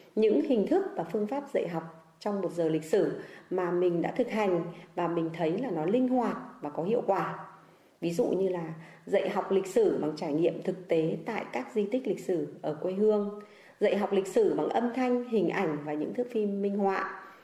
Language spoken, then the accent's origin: Vietnamese; Sơn Tây, Hanoi, Vietnam; quê hương tôi là sơn tây